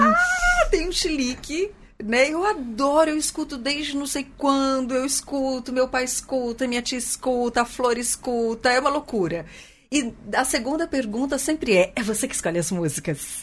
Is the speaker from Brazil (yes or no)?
yes; Pirassununga, São Paulo, Brazil; accent: caipira; moved away; Eu sou de Pirassununga, terra da pinga.